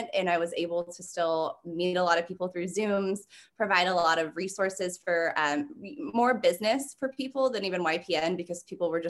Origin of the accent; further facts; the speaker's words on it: California, United States; I'm actually from California.